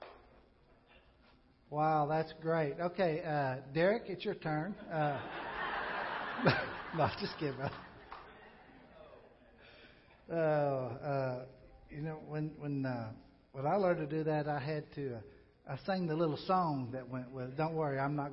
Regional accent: Pocahontas, Arkansas, United States; moved away; I love the place I grew up in Pocahontas, Arkansas.

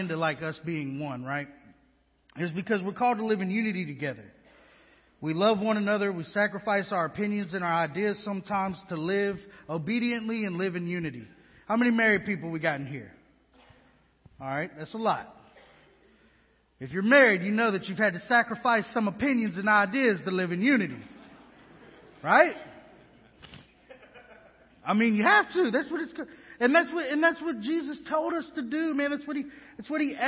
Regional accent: Houston, Texas, United States; now in West Monroe, United States; I'm from Houston, Texas, been on my own since I was 13.

